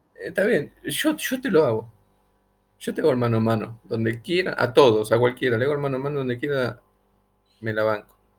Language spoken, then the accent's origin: Spanish; Argentina; yo fabrico teléfono acá en Argentina